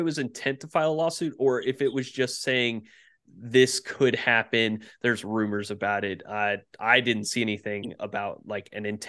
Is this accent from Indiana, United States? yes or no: yes; Indiana, United States; growing up in Indiana, I've had a Pacers jersey on.